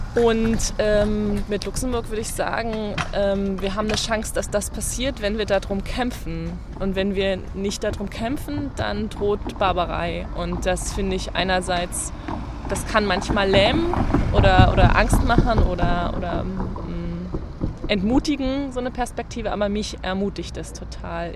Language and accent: German; East Germany, Germany; Ich bin in der DDR geboren